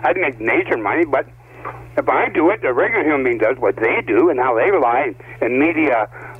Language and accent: English; Windsor, Ontario, Canada; now in Brampton, Canada; I'm from Windsor.